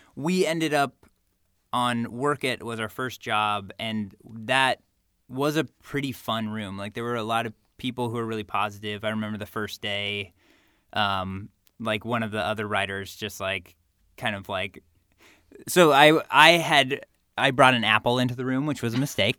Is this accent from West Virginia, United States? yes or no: no; California, United States; growing up in California and going to U C L